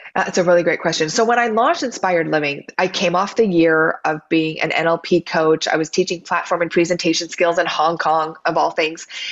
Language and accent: English; Oregon, United States; now in Southern California, United States; I grew up in Oregon with rain, and now I have palm trees and sunshine